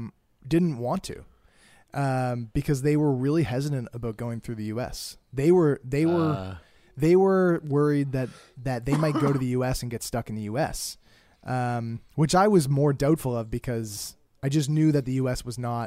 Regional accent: Canada; I'm going home to Canada today, right now.

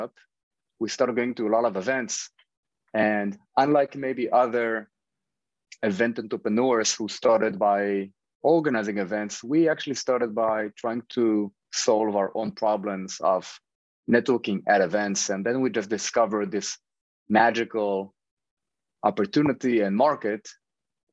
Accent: Israel; moved away as an adult; now in New York, United States; I grew up in Israel. Over the past 10 years, I've been living in New York with my family

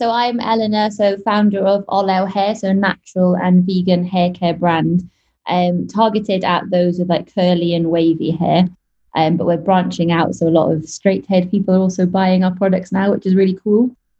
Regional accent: Wales, United Kingdom; now in Dubai, United Arab Emirates; West Wales.

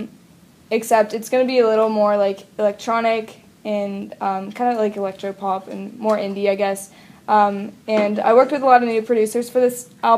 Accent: Pittsburgh, Pennsylvania, United States; this guy that I knew from Pittsburgh, my hometown

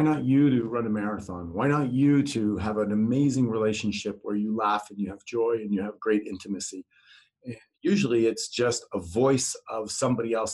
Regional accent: Netherlands; moved away; I'm from Holland.

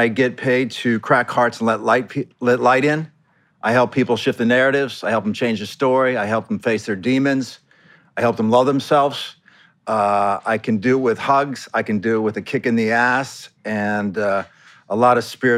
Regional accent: Scottsdale, Arizona, United States; So, I'm from Arizona, and I'm from Scottsdale, Arizona

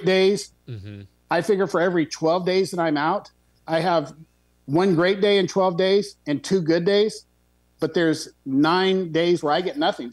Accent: Texas, United States; Being a Texan

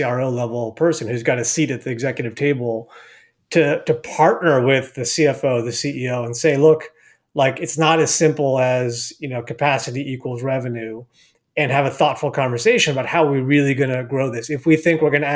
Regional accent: Palo Alto, California, United States; also born or lived in Argentina / Spain; growing up in the Bay Area, I'm from Palo Alto, live in the Bay Area today with my family

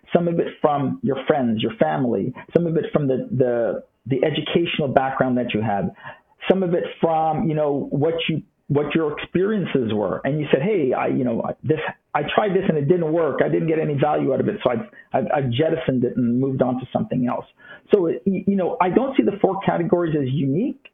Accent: Toronto, Ontario, Canada; moved away as an adult; also born or lived in California; now in Florida, United States; I did grow up in Toronto, Canada

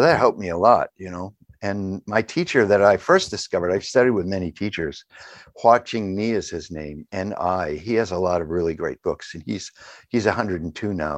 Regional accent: New England, United States; I grew up in New England

